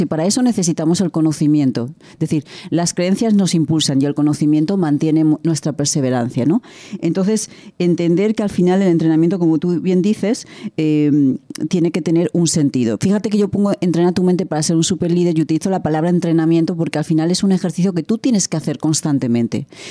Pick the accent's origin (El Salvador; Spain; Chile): Spain; De España